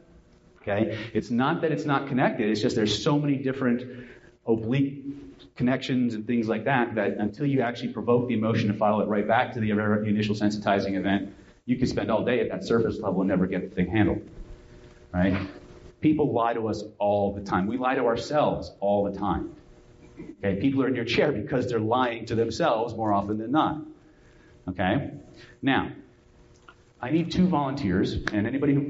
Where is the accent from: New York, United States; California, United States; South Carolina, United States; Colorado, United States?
California, United States; I'm from California